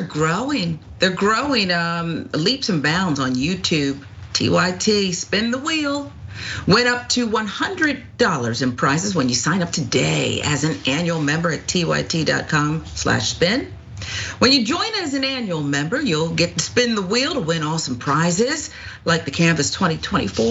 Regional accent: Philadelphia, Pennsylvania, United States; as a little girl growing up in the Philadelphia area

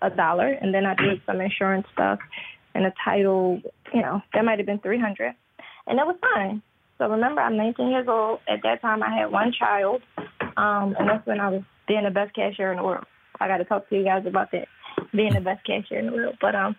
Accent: Philadelphia, Pennsylvania, United States; born or raised there

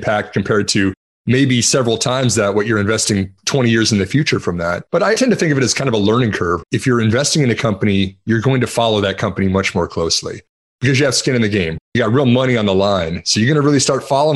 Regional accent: Texas, United States; I'm from Texas

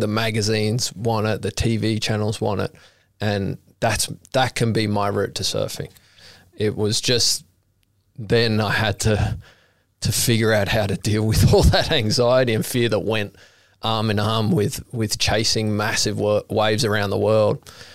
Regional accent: Sydney, New South Wales, Australia; growing up in Maroubra, I, I grew up with Kobe Aberdeen.

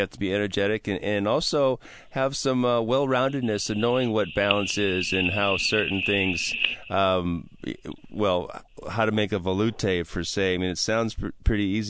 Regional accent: Midwest, United States; now in Northwest, United States; I'm from the Midwest as well

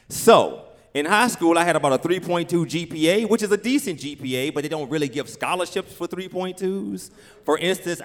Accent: Richmond, Virginia, United States; I grew up in Richmond, Virginia, as I said, in this neighborhood, Oak Grove, Bellmead, Blackwell, inner city

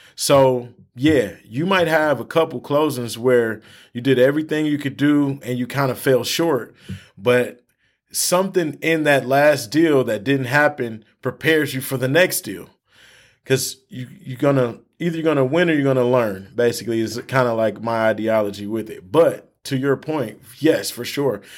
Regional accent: Michigan, United States; we're from Michigan

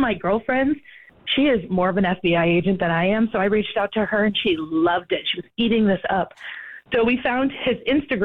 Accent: Maine, United States; moved away; I'm from originally from Maine, so I have a 207 area code

